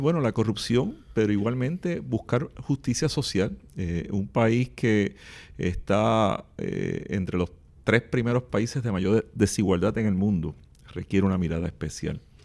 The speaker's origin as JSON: {"language": "Spanish", "country": "Puerto Rico", "said": "somos los mismos puertorriqueños y puertorriqueñas"}